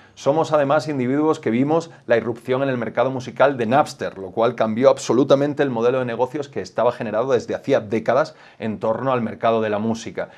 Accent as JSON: {"language": "Spanish", "country": "Spain", "said": "somos los jóvenes españoles sobradamente preparados"}